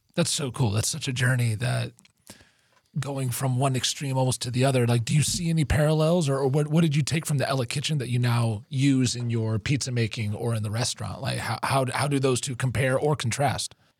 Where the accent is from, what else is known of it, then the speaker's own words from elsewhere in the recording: Hawaii, United States; I grew up in Hawaii